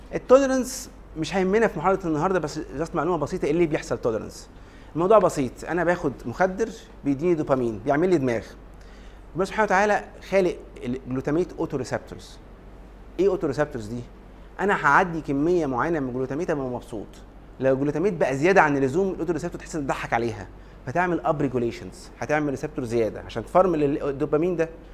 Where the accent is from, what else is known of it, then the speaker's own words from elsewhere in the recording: Egypt; عندنا في مصر